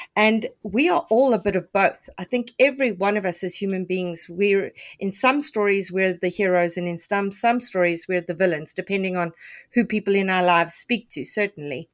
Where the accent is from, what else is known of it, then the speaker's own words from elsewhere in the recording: Canada; as a Canadian